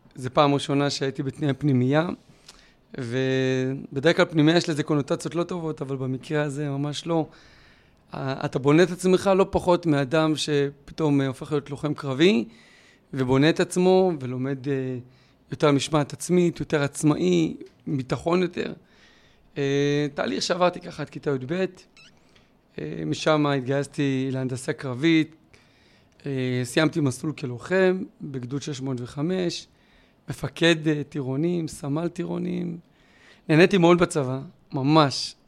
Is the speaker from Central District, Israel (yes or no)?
no; Beersheba, Southern District, Israel; גדלתי בשכונה ד' בבאר שבע